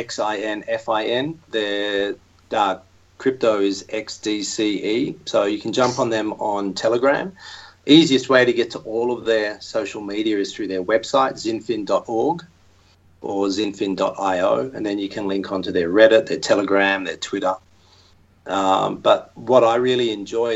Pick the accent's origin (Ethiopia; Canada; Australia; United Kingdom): Australia; accent: Aussie; my Aussie accent